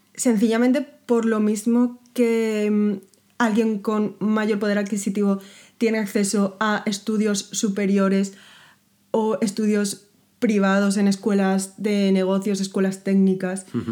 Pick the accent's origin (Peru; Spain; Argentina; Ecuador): Spain; first language Spanish